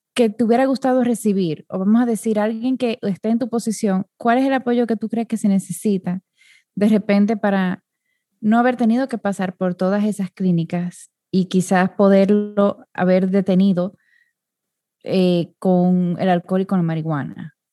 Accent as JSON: {"language": "Spanish", "country": "Dominican Republic", "tie": "born or raised there", "said": "yo soy de República Dominicana, que es un país muy pequeño"}